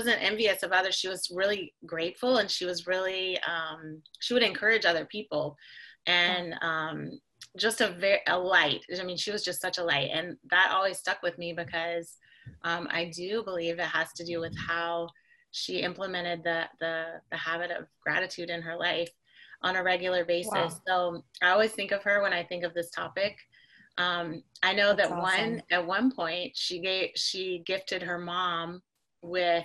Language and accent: English; North Carolina, United States; moved away as an adult; now in Miami, United States; I'm originally from North Carolina